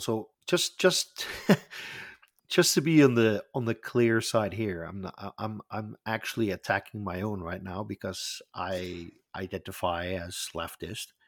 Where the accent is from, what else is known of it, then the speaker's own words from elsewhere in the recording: Netherlands; I am from the Netherlands